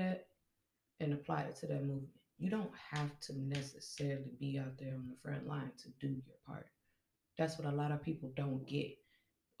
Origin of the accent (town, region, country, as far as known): Kenosha, Wisconsin, United States; born or raised there